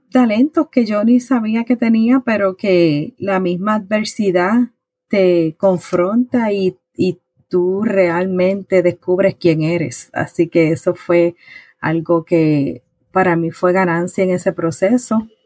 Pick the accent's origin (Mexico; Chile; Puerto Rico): Puerto Rico; now in Virginia, United States; Mira, soy de Puerto Rico, soy nacida en Puerto Rico. Eh, me mudé a Estados Unidos, específicamente a Virginia, en el 2011 llegamos aquí por asuntos de trabajo